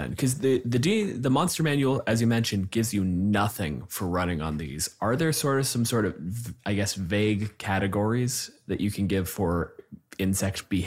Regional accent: Canada

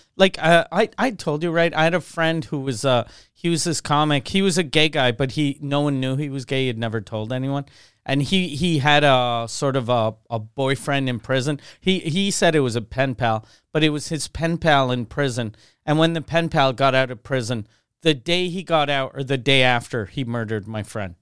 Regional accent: Quebec City, Quebec, Canada; also born or lived in Montreal; since I grew up in Quebec City

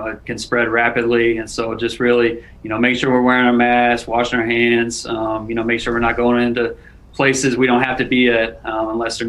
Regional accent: Texas, United States; moved away; in high school growing up in Texas

